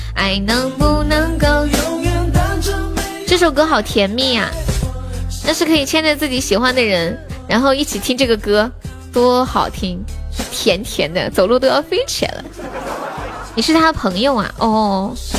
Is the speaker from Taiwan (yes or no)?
no; Sichuan, China; 我们四川人